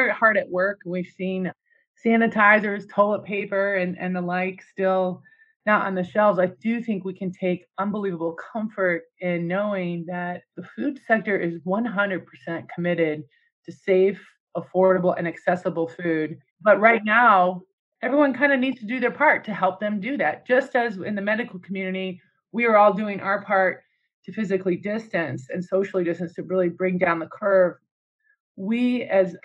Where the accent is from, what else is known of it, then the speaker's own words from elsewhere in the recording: United States; me as an American